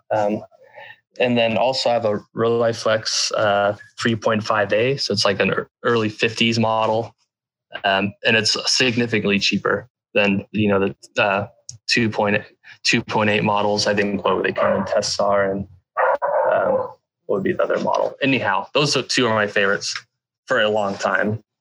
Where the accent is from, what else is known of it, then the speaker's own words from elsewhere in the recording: United States; growing up in the Sierra Nevada mountains